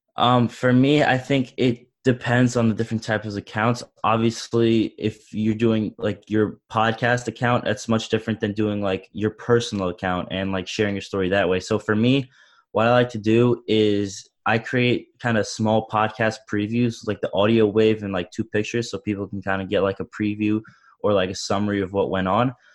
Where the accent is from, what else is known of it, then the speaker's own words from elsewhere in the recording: Long Island, New York, United States; I'm from Long Island, New York